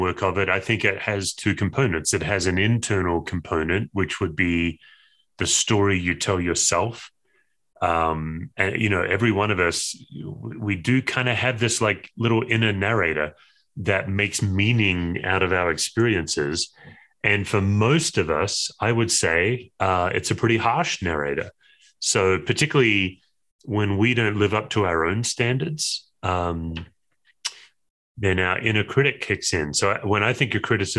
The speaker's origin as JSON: {"language": "English", "region": "Western Australia", "country": "Australia", "tie": "born or raised there", "moved": "as an adult", "lives_now": "Denver, United States", "said": "I was born and raised in Western Australia"}